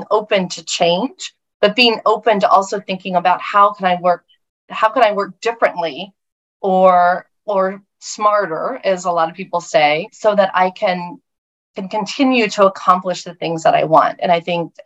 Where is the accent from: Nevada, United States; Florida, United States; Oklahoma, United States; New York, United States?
Oklahoma, United States; moved away; I grew up with in Oklahoma, which is where I was raised